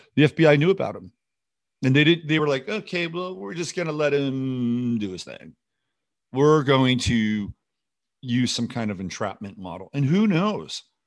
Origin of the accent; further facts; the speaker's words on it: United States; also born or lived in France; As an American, I spent most of my life here, all, in fact, all my life here